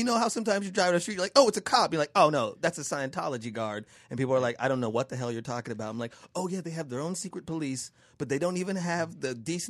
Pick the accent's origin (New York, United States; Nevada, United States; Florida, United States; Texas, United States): Nevada, United States; Las Vegas; I grew up in Vegas, baby.